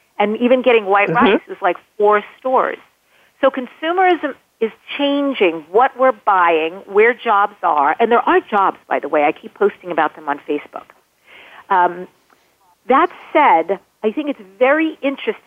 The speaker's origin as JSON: {"language": "English", "region": "New York", "country": "United States", "said": "I'm from New York. Draw. D-R-A-W-E-R. I still can't say that word well"}